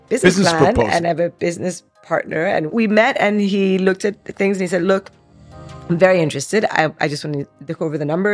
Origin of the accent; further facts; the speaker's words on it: Dubai, United Arab Emirates; also born or lived in Iran / London; They moved to Dubai in 1980 with me. I was 3 years old.